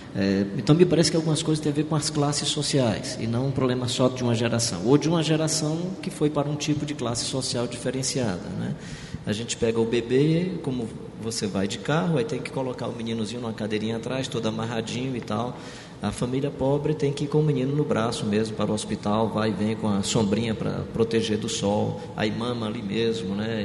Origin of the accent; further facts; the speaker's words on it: Brazil; sou brasileiro